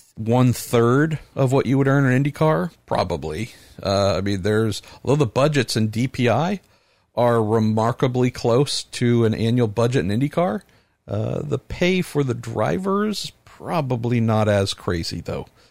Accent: San Mateo, California, United States; also born or lived in East Bay, California; Looking out across from where we live in the East Bay, where I grew up on the West Bay

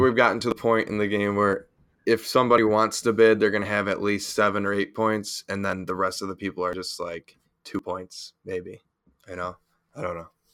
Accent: Buffalo, New York, United States; I'm from Buffalo, so, you know, we're, we're used to our drinking out there

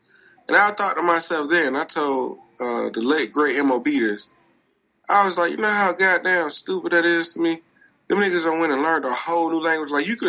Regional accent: Atlanta, Georgia, United States; it was right up the street from where we grew up in Four Seasons, even though I'm not from Four Seasons, but Thomasville. Up front of Leland Valley area.

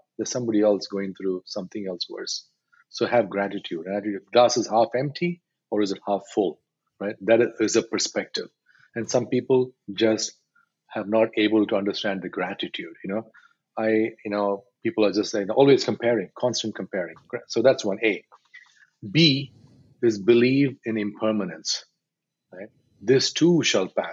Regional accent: India; I'm Indian male, 53 years old.

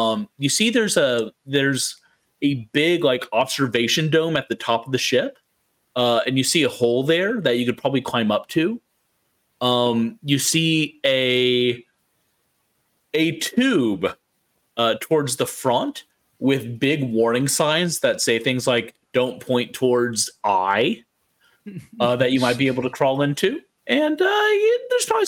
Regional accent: Texas, United States; growing up as a Texan, in like the Baptist Church parts of Texas specifically

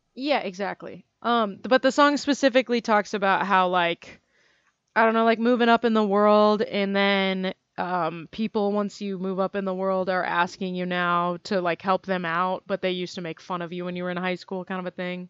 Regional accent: United States; I'm an American

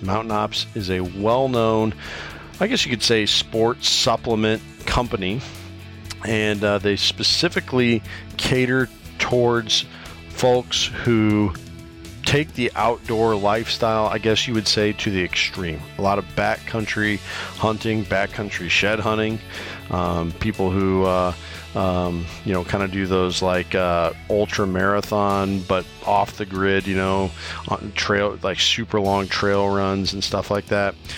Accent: Iowa, United States; here in my home state of Iowa

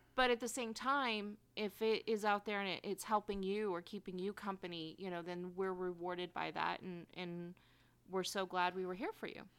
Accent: Bay Area, California, United States; I grew up in the Bay Area.

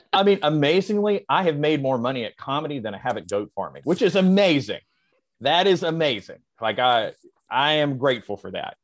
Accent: the South, United States; I was raised in the South

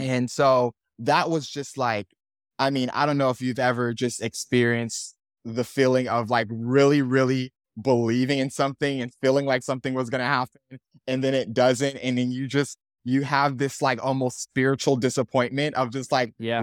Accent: Miami, Florida, United States; I born and raised in Miami

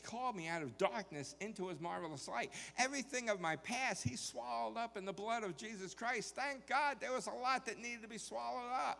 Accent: New York, United States; now in Texas, United States; I certainly was born in the wrong place when I was born in New York. I belonged here in Texas

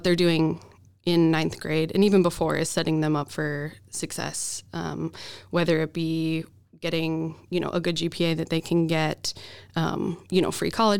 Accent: Boise, Idaho, United States; moved away as an adult; also born or lived in Oregon; now in Minnesota, United States; I'm from Boise.

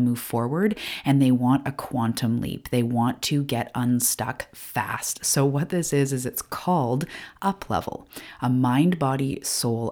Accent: Canada; I'm a Canadian

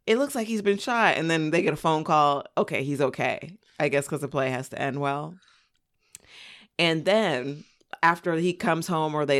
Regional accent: Inland Empire, California, United States; I grew up in the Inland Empire

